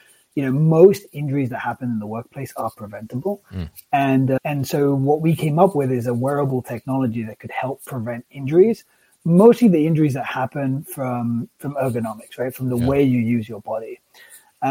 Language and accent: English; England, United Kingdom; I grew up in England